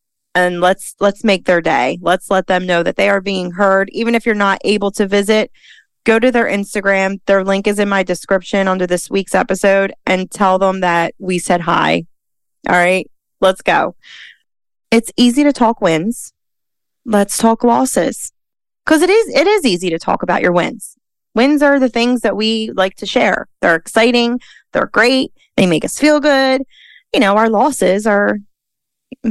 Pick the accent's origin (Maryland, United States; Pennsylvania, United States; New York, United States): Pennsylvania, United States; Philadelphia; born and raised in Philly